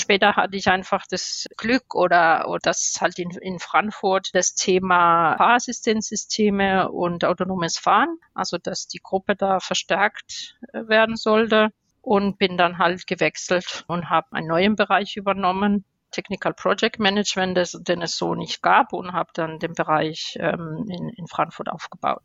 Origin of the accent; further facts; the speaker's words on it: Spain; German is a second language; moved away as an adult; also born or lived in Stuttgart, Germany; now in Germany; ich bin eigentlich ähm, erst mit 18 Jahren nach Deutschland gekommen bin gebürtige Spanierin